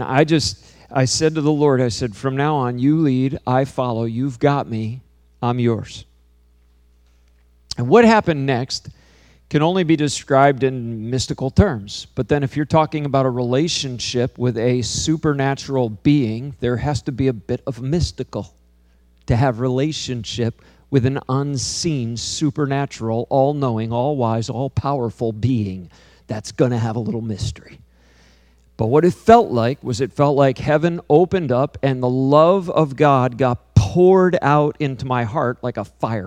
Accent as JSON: {"language": "English", "town": "Hyde Park", "region": "New York", "country": "United States", "tie": "born or raised there", "said": "I grew up in upstate New York, too, you know, in Poughkeepsie area. I grew up in Hyde Park, New York"}